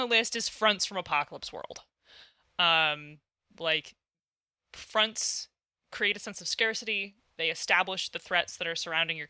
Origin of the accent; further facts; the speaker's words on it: Midwest, United States; Oh, I'm from the Midwest now. I can't talk.